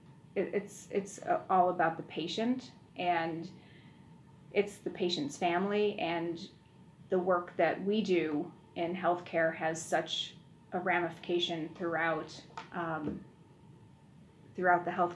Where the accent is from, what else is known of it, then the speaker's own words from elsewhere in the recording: Buffalo, New York, United States; I grew up in Buffalo